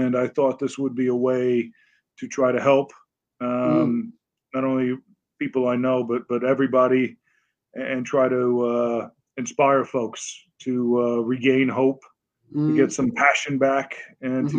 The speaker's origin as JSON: {"language": "English", "town": "Bronx", "region": "New York", "country": "United States", "tie": "born there", "also_born_or_lived": "Long Island", "lives_now": "Connecticut, United States", "said": "I was born in the Bronx, New"}